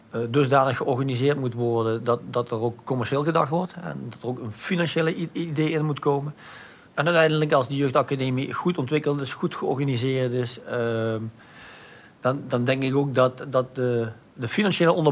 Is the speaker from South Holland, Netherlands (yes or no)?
no; Maastricht, Limburg, Netherlands; Ik ben echt Maastrichtenaar. Ik ben trots op de stad. Ik ben trots erop om Maastrichtenaar te zijn.